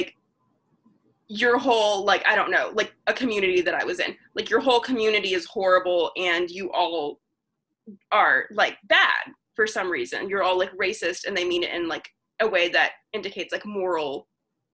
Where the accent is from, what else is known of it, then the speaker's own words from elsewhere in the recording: the South, United States; Growing up in the South